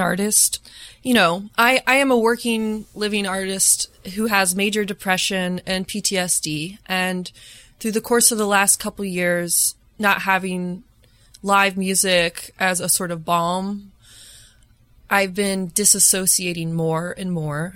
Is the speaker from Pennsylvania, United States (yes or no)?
no; Lafayette, Indiana, United States; moved away as an adult; also born or lived in Bloomington, Indiana; now in Chicago, United States; I grew up in Lafayette, Indiana, which is kind of a small pharmaceutical town